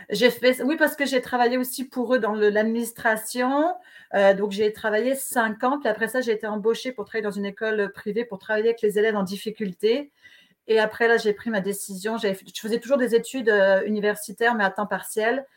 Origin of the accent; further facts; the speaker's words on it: France; accent: French; moved away; comme on peut le voir à mon accent, je, suis née en France